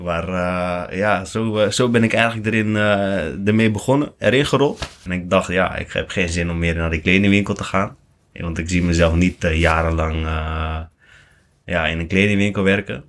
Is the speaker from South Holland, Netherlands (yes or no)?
no; Lelystad, Flevoland, Netherlands; now in Capelle aan den IJssel, Netherlands; ik kom eigenlijk gewoon uit Flevoland. Gewoon uh, Lelystad. Lekker rustige wijk. Koopwoning hadden